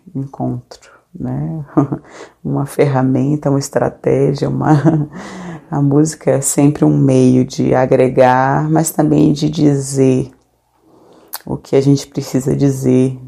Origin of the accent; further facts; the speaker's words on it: Salvador, Bahia, Brazil; Eu nasci na Ilha Amarela, comunidade que faz parte do bairro de Plataforma, no subúrbio ferroviário de Salvador.